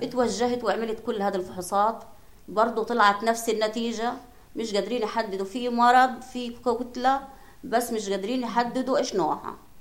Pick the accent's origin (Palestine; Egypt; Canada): Palestine; Gaza, Gaza Strip; عندنا بغزه